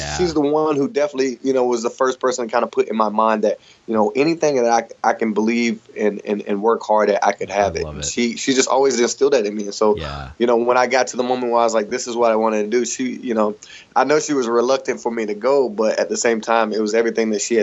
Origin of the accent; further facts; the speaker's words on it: Hickory, North Carolina, United States; I grew up in Hickory, North Carolina, kind of just in the projects there.